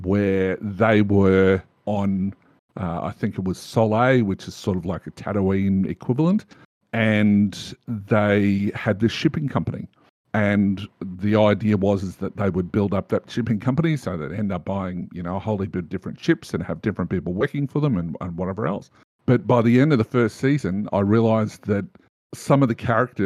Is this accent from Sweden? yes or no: no; Australia; I'm an Australian